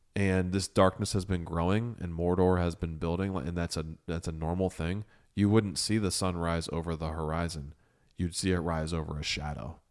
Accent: Ohio, United States; I came home and I fell in love with my home. I fell in love with Ohio

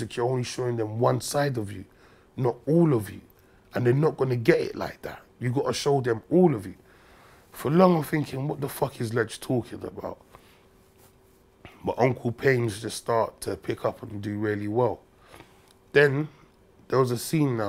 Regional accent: London, United Kingdom; So I'm from Brixton

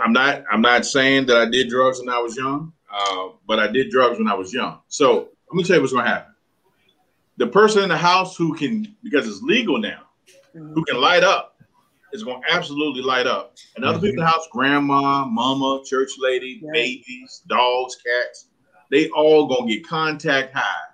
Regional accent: Richmond, Virginia, United States; from Richmond

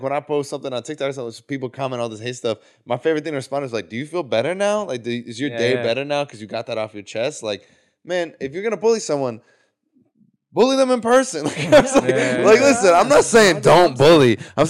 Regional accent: Ohio, United States; me growing up in Ohio

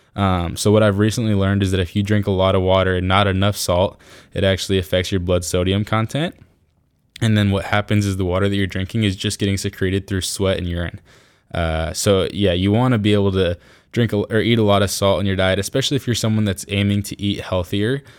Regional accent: Iowa, United States; I'm from Iowa

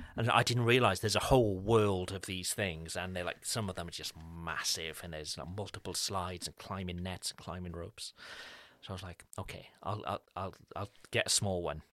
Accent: Cardiff, Wales, United Kingdom; now in France; There is one specific street in Cardiff, my hometown

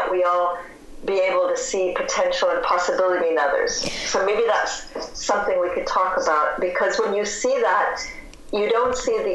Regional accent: Cedar Rapids, Iowa, United States; I'm from Cedar Rapids, Iowa, and I grew up in a town that was surrounded by cornfields

